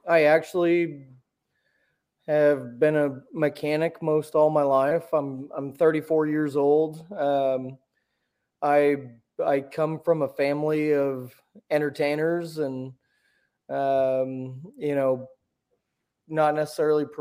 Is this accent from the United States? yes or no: yes; Warsaw, Missouri, United States; I grew up in Warsaw, Missouri, just kind of south of Kansas City, a couple hours